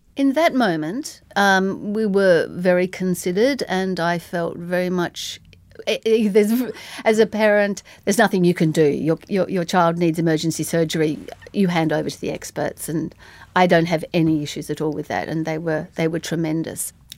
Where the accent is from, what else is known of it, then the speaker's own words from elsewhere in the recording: Tasmania, Australia; I'm from Tasmania